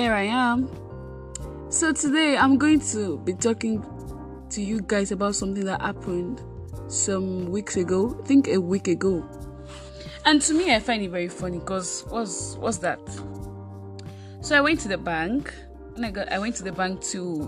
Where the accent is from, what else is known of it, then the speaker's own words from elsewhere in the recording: Osun, Nigeria; also born or lived in Kogi State (ancestral origin); I was birthed in Nigeria, actually. In Osun State, to be precise, although I'm originally from Kogi State